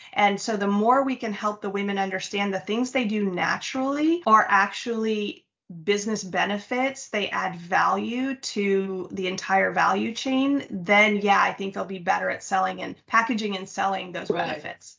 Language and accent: English; United States; also born or lived in Mexico; that's why I was raised in the States